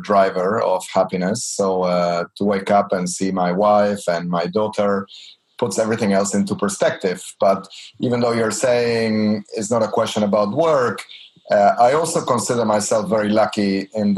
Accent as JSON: {"language": "English", "country": "Argentina", "said": "I'm from Argentina"}